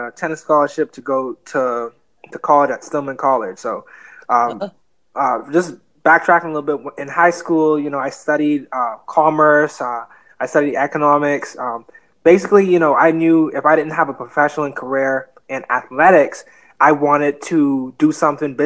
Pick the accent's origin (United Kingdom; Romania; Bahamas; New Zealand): Bahamas; Nassau, New Providence; moved away; also born or lived in Fort Lauderdale, Florida; I was raised in an island called Nassau, Bahamas, but I was born in Fort Lauderdale, Florida.